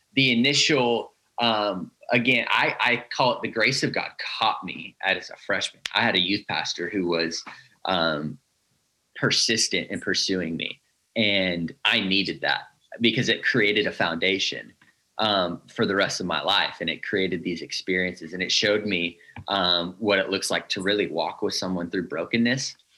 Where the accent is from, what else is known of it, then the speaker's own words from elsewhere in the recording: Northern California, United States; I grew up here in Northern California